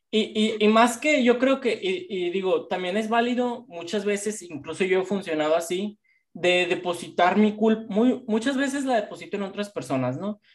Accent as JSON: {"language": "Spanish", "country": "Mexico", "tie": "born or raised there", "said": "nosotros nacimos en México"}